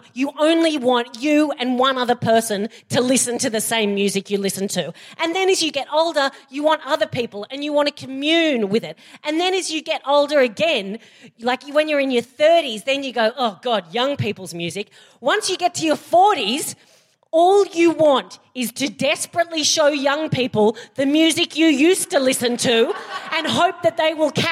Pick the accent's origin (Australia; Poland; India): Australia; I'm Australian and we abbreviate everything